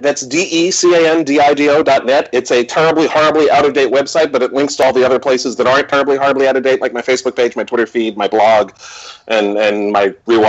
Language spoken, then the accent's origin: English; New York City, New York, United States; I'm a New Yorker